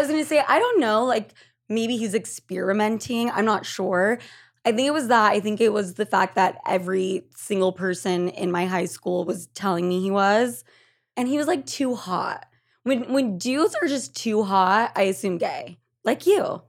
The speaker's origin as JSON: {"language": "English", "country": "Argentina", "said": "I'm from Argentina"}